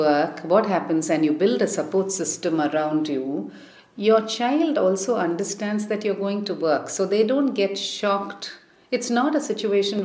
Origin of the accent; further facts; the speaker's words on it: Chennai, Tamil Nadu, India; moved away as an adult; also born or lived in Delhi; I grew up in Madras, which is, as you can imagine, a good place to grow up